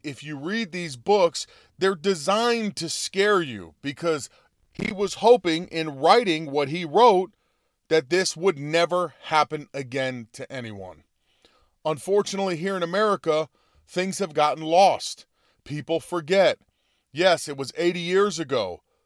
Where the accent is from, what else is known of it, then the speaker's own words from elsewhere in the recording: United States; I like being an American. Uh, you know, I am from, you know, I'm Italian descent